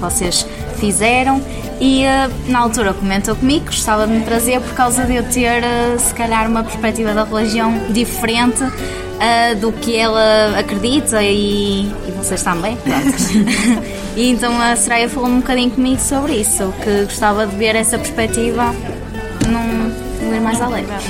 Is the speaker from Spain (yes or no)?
no; Vila Nova de Gaia, Norte, Portugal; tenho 21 anos, sou de Gaia, sou trabalhadora estudante, trabalho no Porto